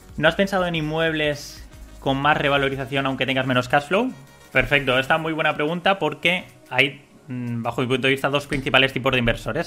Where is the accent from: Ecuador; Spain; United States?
Spain; Siendo español